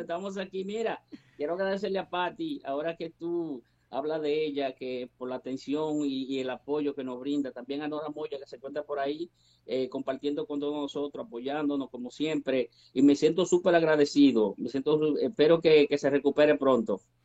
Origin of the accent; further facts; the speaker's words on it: Peralta, Azua, Dominican Republic; now in Santo Domingo, Dominican Republic; yo soy de República Dominicana, dominicano 100%, soy de, de un campito muy humilde eh, llamado Peralta, eso pertenece al sur de la República Dominicana